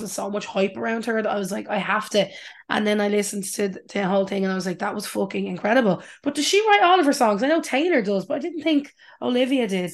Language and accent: English; Ireland; us as Irish people